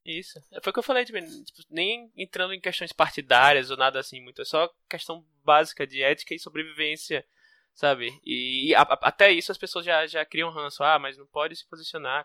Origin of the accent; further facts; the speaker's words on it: Northeast Brazil, Brazil; eu sou nordestino